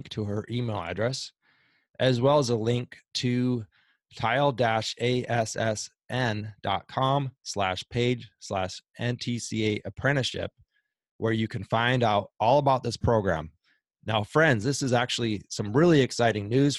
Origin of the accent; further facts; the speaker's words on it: Minnesota, United States; moved away; also born or lived in Tucson, Arizona; I'm from Minnesota